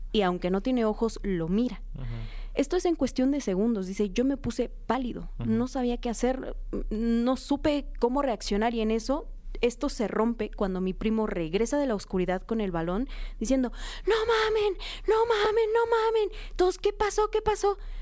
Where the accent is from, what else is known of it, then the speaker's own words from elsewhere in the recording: Oaxaca, Mexico; yo soy de Oaxaca